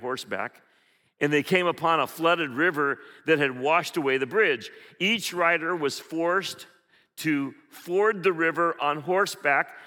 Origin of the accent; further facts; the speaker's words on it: Philippines; moved away; when I grew up in the Philippines, we had this thing called pandesal